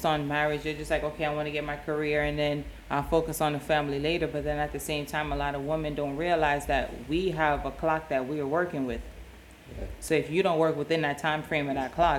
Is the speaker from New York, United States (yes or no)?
yes; New York City, New York, United States; Growing up in New York, in the Bronx